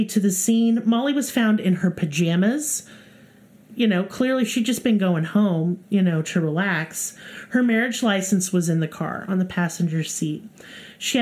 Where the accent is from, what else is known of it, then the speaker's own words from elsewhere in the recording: Tulsa, Oklahoma, United States; You heard about Tulsa. Like, that's my hometown